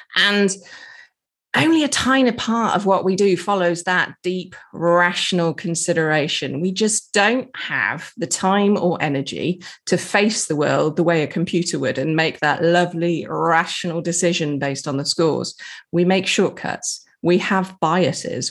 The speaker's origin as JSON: {"language": "English", "region": "England", "country": "United Kingdom", "said": "I'm English"}